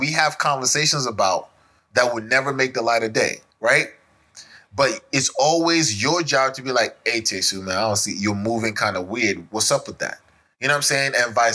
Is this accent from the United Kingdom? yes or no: no; Nigeria; moved away; as a Nigerian